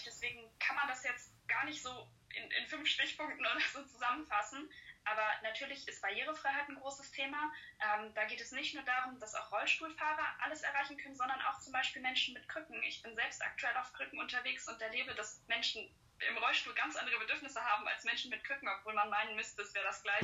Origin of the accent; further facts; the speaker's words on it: Friedrichstadt, Schleswig-Holstein, Germany; moved away as an adult; now in Siegen, Germany; komme ich aus Schleswig-Holstein, aus dem Norden von Schleswig-Holstein, genauer gesagt aus Friedrichstadt. Und ja, da habe ich bis 2019 gelebt